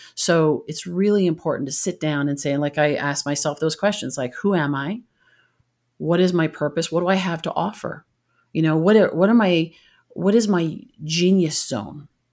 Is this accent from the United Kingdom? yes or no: no; Canada; moved away; I'm originally from Canada